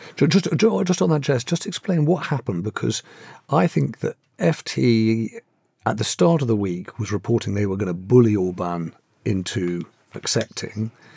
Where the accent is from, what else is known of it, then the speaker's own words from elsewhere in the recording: London, United Kingdom; I'm a Londoner